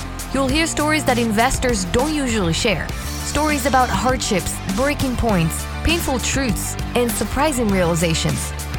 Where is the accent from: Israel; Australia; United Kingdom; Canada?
Israel; Yeah, that's right. I was born in Israel. Actually, I came from a very, very small, I wouldn't call it a village, but it was a very, very small place on top of a mountain.